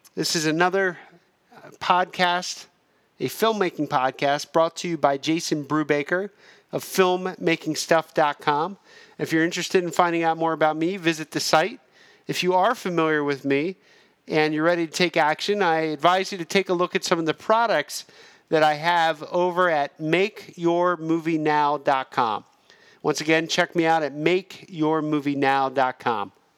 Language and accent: English; Pennsylvania, United States; moved away as an adult; also born or lived in New York; now in Los Angeles, United States; we're both from the same, uh, hillbilly small town in Pennsylvania